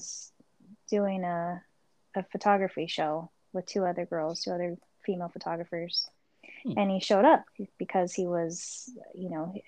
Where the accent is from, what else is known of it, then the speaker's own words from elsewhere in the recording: Las Vegas, Nevada, United States; also born or lived in Orange County, California; I'm from Vegas and Orange County, California.